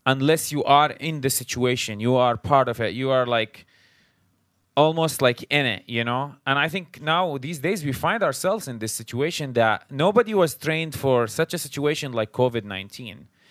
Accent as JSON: {"language": "English", "country": "Syria", "moved": "as an adult", "lives_now": "United States", "said": "we're originally from Syria. We came, uh, to the United States after, uh, the war started. So we came as refugees"}